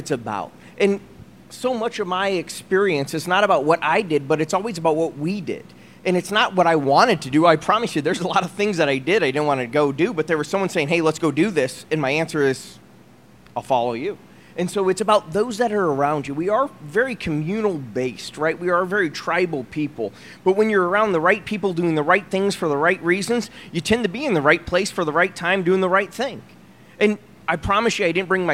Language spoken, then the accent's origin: English; Iowa, United States; moved away as an adult; also born or lived in Europe / Italy; now in Dallas, United States; Where I grew up in Iowa was a city of 120,000 folks